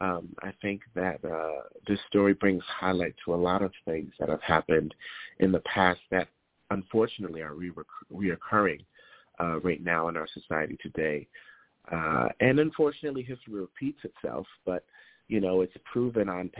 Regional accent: New Jersey, United States; also born or lived in Harlem, New York; I grew up in New Jersey and back and forth in Harlem

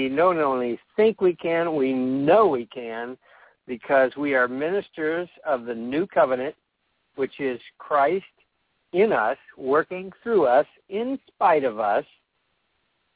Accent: California, United States; I'm from California

